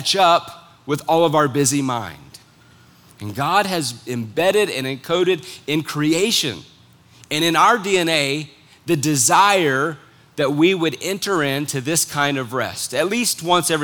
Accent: United States; as an American citizen

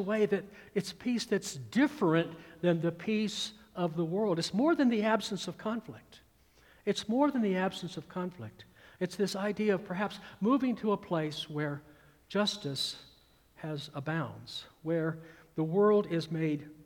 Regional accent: Atlanta, Georgia, United States; also born or lived in California; growing up in the Atlanta, Georgia metropolitan area in the mid-1960s

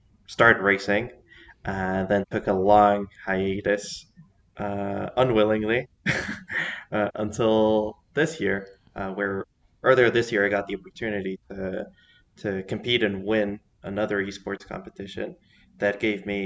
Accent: Mexico City, Mexico; I was born here in Mexico City. I've been living here pretty much my entire life

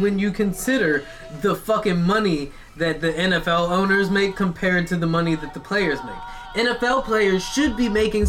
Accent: United States; Have to say it because I'm American.

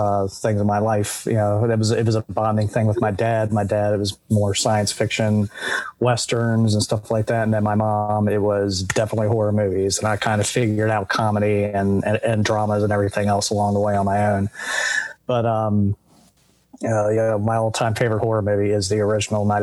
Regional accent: Maryland, United States; I'm from Maryland. I grew up here, lived here, I work here

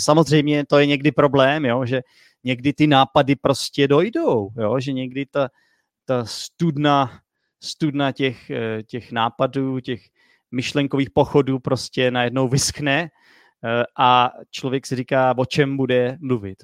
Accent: United States; Czech is a second language; now in Czech Republic; z Ameriky. Učím se česky, protože bydlím v Česku

